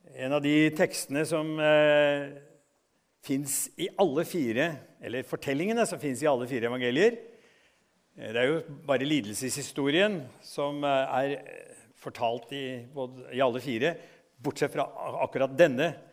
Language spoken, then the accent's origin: Norwegian; Norway